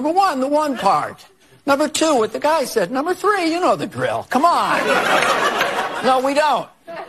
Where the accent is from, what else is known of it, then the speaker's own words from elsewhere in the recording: Scranton, Pennsylvania, United States; Yeah, I went to Scranton. I grew up in Scranton, Pennsylvania.